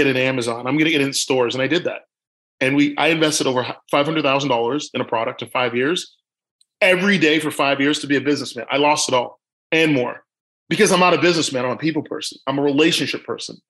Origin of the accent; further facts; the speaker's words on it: Toronto, Ontario, Canada; I'm born and raised in Toronto, Canada